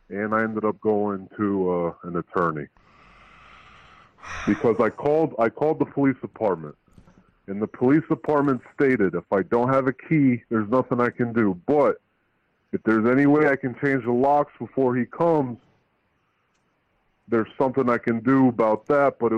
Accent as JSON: {"language": "English", "country": "Albania", "lives_now": "New Port Richey, United States"}